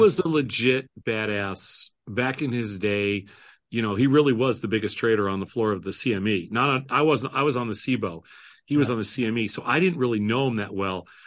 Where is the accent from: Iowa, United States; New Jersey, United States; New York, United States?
New York, United States; now in Chicago, United States; I come from New York. I grew up as a Mets fan.